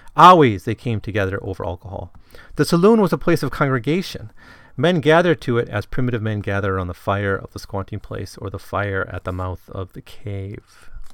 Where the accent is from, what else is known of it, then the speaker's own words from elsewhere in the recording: Wisconsin, United States; growing up in Wisconsin